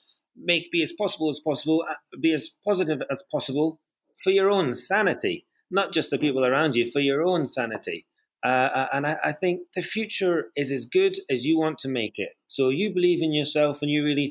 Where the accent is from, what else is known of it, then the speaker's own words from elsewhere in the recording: Scotland, United Kingdom; now in London, United Kingdom; in Scotland. You know, it's my home country.